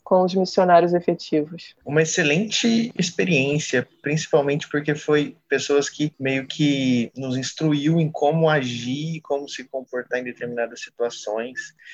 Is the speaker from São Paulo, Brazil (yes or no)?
yes; Franca, São Paulo, Brazil; eu sou natural de Franca, interior de São Paulo, Nordeste Paulista